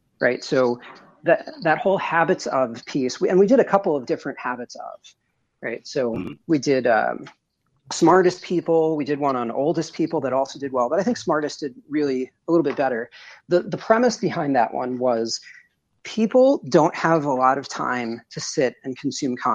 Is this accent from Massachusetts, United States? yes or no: no; suburbs of New York City, United States; now in Midwest, United States; I'm in the Midwest now, but I'm originally from New York, in the suburbs of New York City